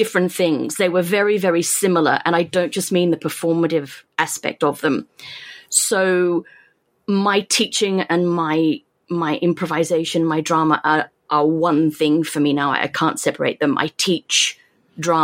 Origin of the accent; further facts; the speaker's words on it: Australia; moved away as an adult; now in Japan; I'm Australian.